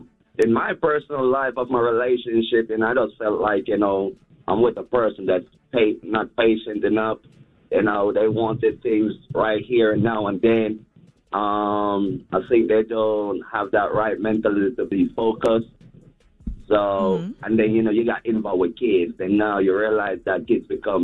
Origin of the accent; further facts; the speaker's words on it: Kingston, Jamaica; Because, you know, I'm from Kingston, Jamaica. So, you know what I mean? I'm a global person.